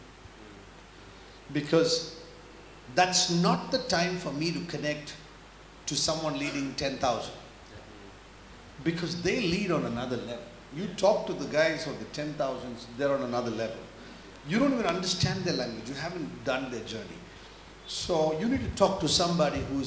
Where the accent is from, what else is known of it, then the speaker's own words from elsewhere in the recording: India; moved away; now we come from India